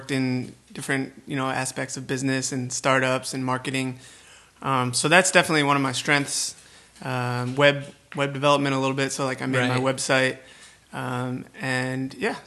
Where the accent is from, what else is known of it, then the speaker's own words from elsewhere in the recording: Philadelphia, Pennsylvania, United States; moved away as an adult; now in Portland, United States; I'm from Philadelphia